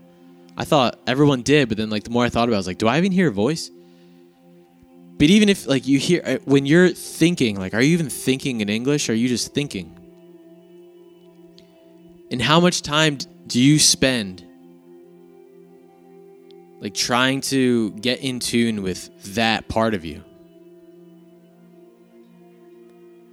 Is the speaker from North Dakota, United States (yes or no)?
no; New Jersey, United States; I was born in New Jersey